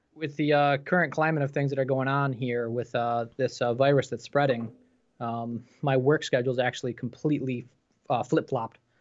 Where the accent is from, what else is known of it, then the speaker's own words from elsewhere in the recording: New York, United States; I'm from New York State myself